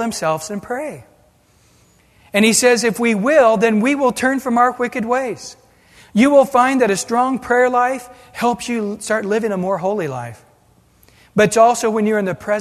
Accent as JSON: {"language": "English", "country": "United States", "said": "an American"}